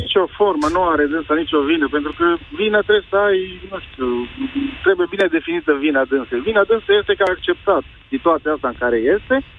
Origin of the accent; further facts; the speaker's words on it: Alba Iulia, Alba County, Romania; Mulțumim mult din Alba Iulia